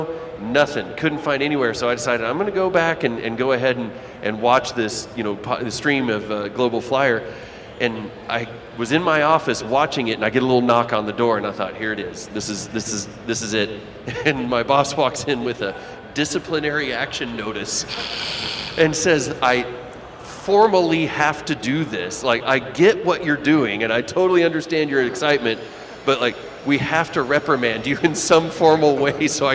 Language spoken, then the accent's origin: English; Hobbs, New Mexico, United States; moved away; I grew up in New Mexico. I grew up in Hobbs, New Mexico